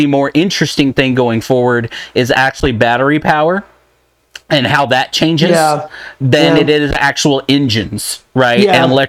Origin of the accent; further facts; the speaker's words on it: Texas, United States; I'm from Texas, you're a Texan, right?